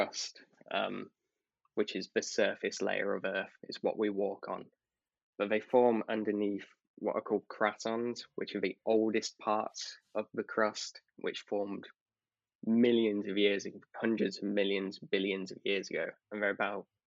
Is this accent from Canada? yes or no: no; United Kingdom; being a British person